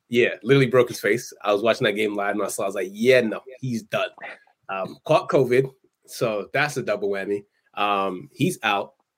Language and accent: English; Nigeria; I'm Nigerian